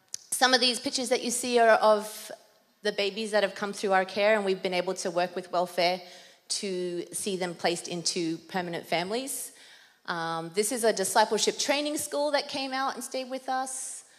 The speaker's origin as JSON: {"language": "English", "country": "Papua New Guinea", "tie": "born or raised there", "accent": "Australian", "said": "I guess my Australian accent might come out, because when I'm more nervous up front, then it's just going to change. Otherwise, it's quite an international accent that I have. I grew up in Papua New Guinea, so in an international school, boarding school"}